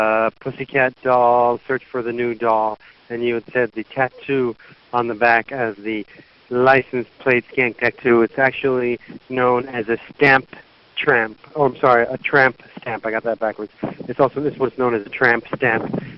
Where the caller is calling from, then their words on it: San Francisco, California, United States; I'm calling from San Francisco.